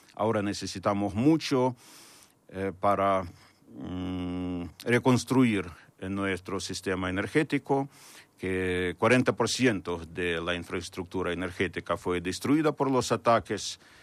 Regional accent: Ukraine; moved away; mi pueblo

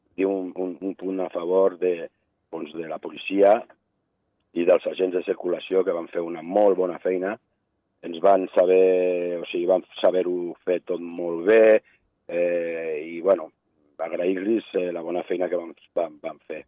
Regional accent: Andorra; nosaltres, com a andorrans

